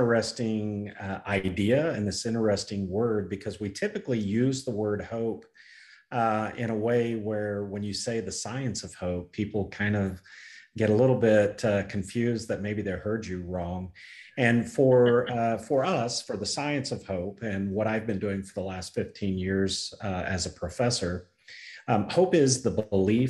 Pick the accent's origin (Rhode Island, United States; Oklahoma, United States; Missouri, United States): Oklahoma, United States; I'm from Oklahoma